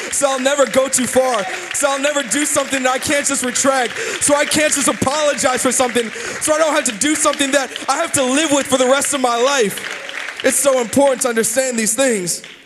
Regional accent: United States; I'm still an American

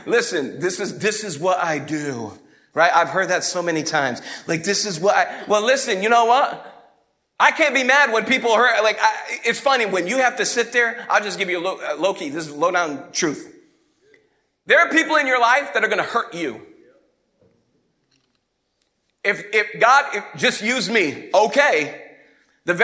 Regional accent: Fall River, Massachusetts, United States; moved away as an adult; now in Detroit, United States; Fall River, Massachusetts, grown up on the East Coast

